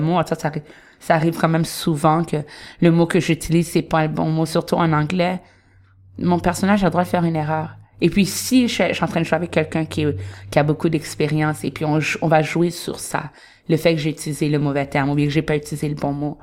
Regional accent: Montreal, Quebec, Canada; moved away as an adult; now in Toronto, Canada; je vais jamais dire que je viens de Toronto. Je suis très montréalaise

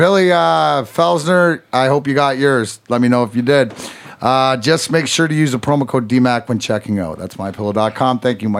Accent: Canada; I play rugby. I'm Canadian.

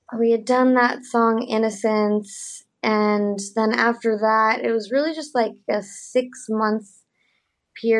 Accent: Nevada City, California, United States; now in Los Angeles, United States; My hometown is called Nevada City

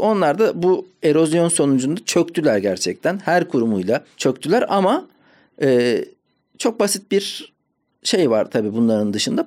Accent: Ankara, Turkey; Ankara'da büyüdüm.

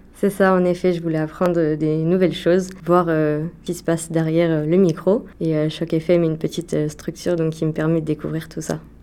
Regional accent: Mantes-la-Jolie, Île-de-France, France; moved away as an adult; now in Toronto, Canada; je viens de France, du côté de Mantes-la-Jolie, à côté de Versailles

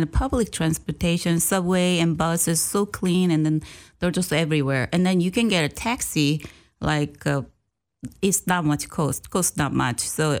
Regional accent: Seoul, South Korea; moved away as an adult; now in Clarksville, United States; I grew up Seoul in South Korea.

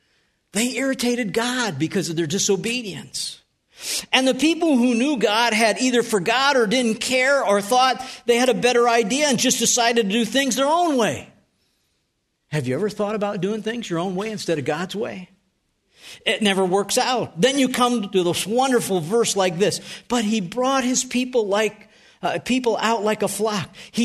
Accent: North Tonawanda, New York, United States; I told you at the beginning, I grew up in Western New York. And I lived at 319 Tremont Street.

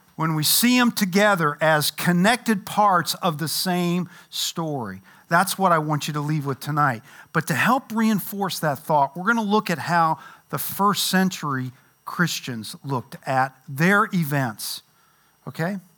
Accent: Louisville, Kentucky, United States; moved away; I grew up in Louisville

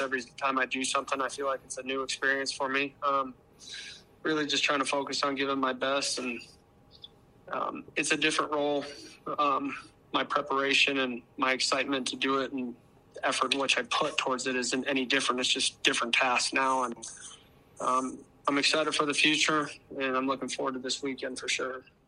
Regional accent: Arizona, United States; moved away as an adult; now in Brookings, United States; I'm from Arizona

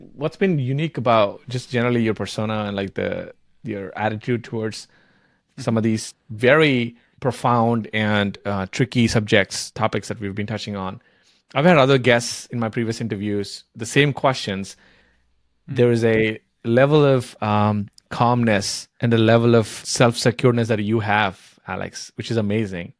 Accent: India; I grew up in India

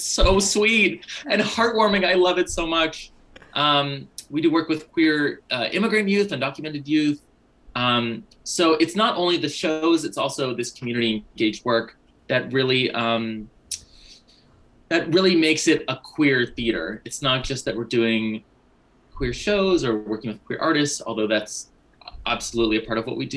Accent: Berkeley, California, United States; now in New York City, United States; I grew up in Berkeley, California

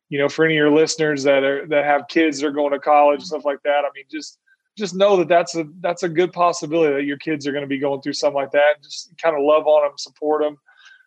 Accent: Indiana, United States; moved away; also born or lived in Oklahoma; I grew up in a little town in Indiana

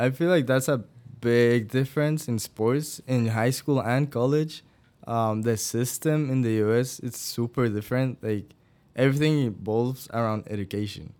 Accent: Guatemala; moved away as an adult; now in Iowa, United States; I'm originally from Guatemala

